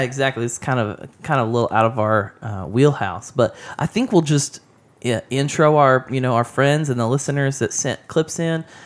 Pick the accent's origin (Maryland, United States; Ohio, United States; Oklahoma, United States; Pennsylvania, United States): Oklahoma, United States; I grew up in Oklahoma